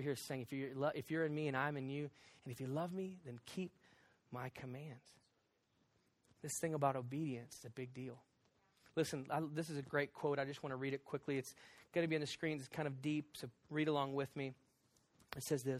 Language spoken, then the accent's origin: English; the South, United States; I'm from the South